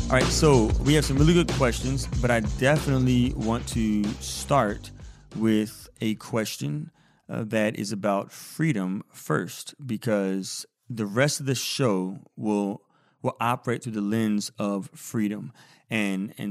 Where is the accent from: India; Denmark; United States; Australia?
India; although I'm Indian